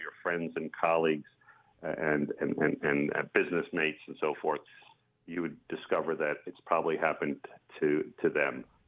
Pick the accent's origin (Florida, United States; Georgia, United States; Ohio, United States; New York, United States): New York, United States; Long Island; now in Half Moon Bay, United States; I grew up on Long Island